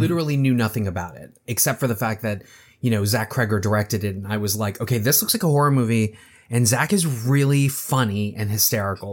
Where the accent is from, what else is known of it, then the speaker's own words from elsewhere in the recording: Baltimore, Maryland, United States; my hometown of Baltimore